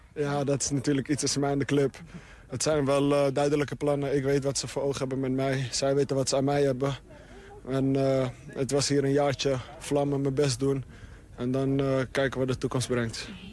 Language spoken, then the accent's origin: Dutch; Amsterdam, North Holland, Netherlands; moved away as an adult; now in Twente, Netherlands; Ik, ik heb altijd in Amsterdam gewoond